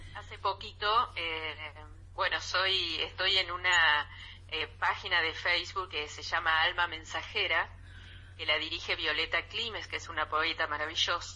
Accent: Colonia del Sacramento, Colonia, Uruguay; moved away as an adult; now in Buenos Aires, Argentina; Uruguay, que es mi país, ¿no? Sí, Aunque sí, resido hace 34 años en Buenos Aires.

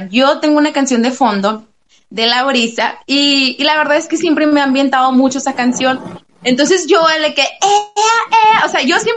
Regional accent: Sonora, Mexico; accent: bronco; acento bronco, no fuerte, porque tenemos la voz fuerte aquí en Sonora

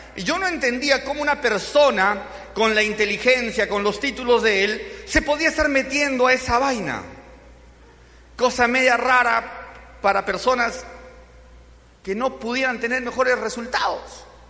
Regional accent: Cusco, Peru; yo soy de Cusco

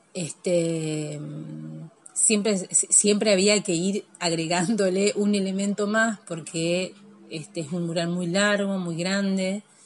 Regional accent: Nogoyá, Entre Ríos, Argentina; now in Victoria, Argentina; Yo nací en Nogoyá y yo tengo mi, corazón ahí

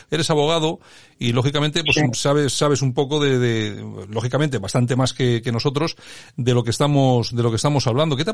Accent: Málaga, Andalusia, Spain; Nacido en Málaga.

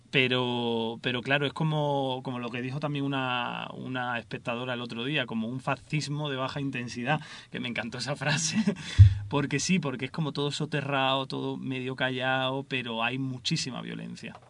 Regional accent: Seville, Andalusia, Spain; moved away as an adult; now in Madrid, Spain; yo nací en Sevilla y, y nada, estudié allí en Sevilla

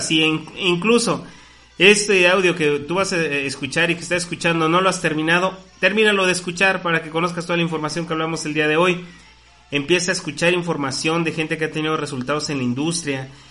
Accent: Mexico; como mexicanos tenemos absolutamente todas las oportunidades

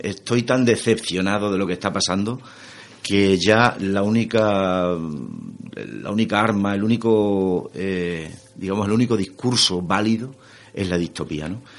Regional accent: Extremadura, Spain; lo extremeño, a mí en cierto sentido es algo que me, que me supuso en aquel momento un pequeño lastre

